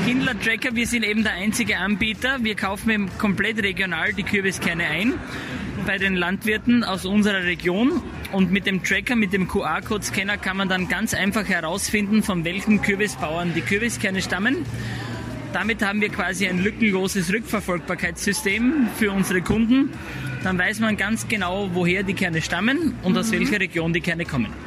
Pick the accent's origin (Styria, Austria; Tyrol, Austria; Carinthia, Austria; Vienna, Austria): Styria, Austria; bei uns in der Steiermark